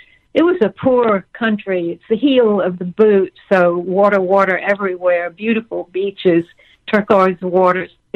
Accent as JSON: {"language": "English", "region": "Georgia", "country": "United States", "tie": "born or raised there", "moved": "yes", "said": "I grew up in Georgia where it's hot"}